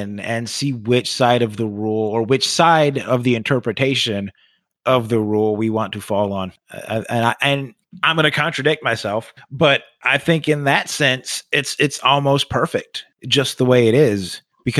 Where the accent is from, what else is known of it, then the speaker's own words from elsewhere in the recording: Buffalo, New York, United States; I grew up in Buffalo